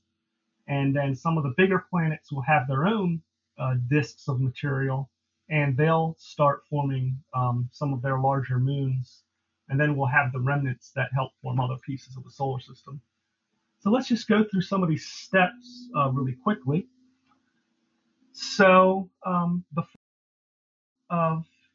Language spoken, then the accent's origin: English; East Coast, United States; moved away; I'm originally from the East Coast, and the light pollution on the East Coast is terrible